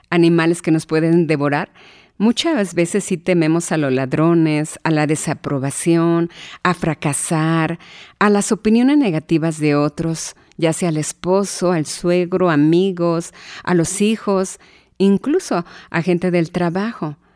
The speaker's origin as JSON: {"language": "Spanish", "region": "Hidalgo", "country": "Mexico", "tie": "born there", "said": "no voy a salir adelante porque nací en Hidalgo, porque vengo de padres pobres"}